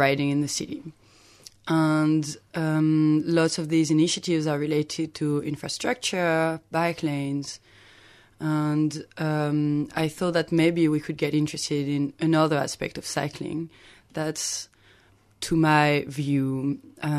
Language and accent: English; Lyon, Auvergne-Rhône-Alpes, France; now in Melbourne, Australia; my hometown of Lyon